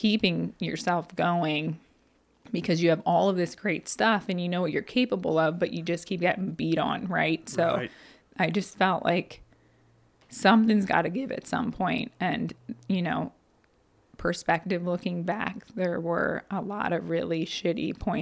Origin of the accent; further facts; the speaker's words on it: Annville, Pennsylvania, United States; this garage in my hometown. I can see my parents' roof from my back door of it